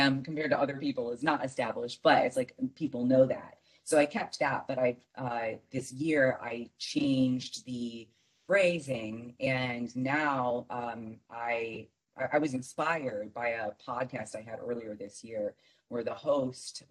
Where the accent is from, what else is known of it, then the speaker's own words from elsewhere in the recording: Michigan, United States; now in Arizona, United States; I grew up in Michigan